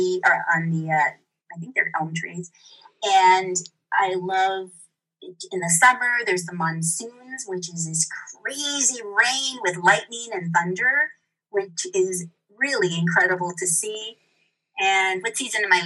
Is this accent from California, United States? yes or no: yes; Santa Barbara, California, United States; moved away as an adult; also born or lived in Marin, California; now in Santa Fe, United States; I have been somebody who's always lived in California, in Southern California. I grew up near Santa Barbara.